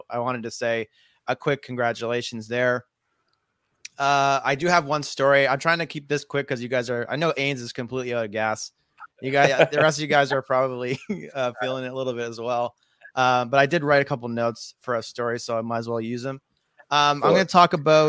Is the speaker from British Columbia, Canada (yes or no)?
no; Nova Scotia, Canada; I'm from Nova Scotia